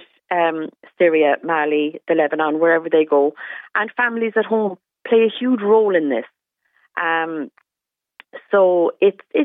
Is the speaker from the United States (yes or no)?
no; Cobh, Munster, Ireland; I'm from Cove